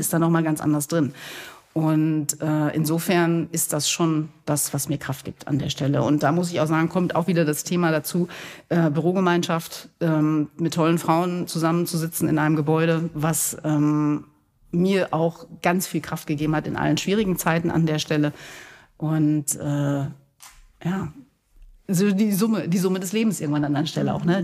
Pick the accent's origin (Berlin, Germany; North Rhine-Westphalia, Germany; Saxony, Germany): North Rhine-Westphalia, Germany; Gescher; Bei uns in Gescher, in dem Ort, wo ich wohne und herkomme, gibt es eine Glockengießerei